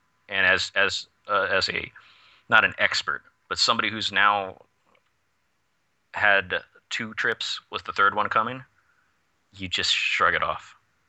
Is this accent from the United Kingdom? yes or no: no; Canada; I'm from Canada, damn it.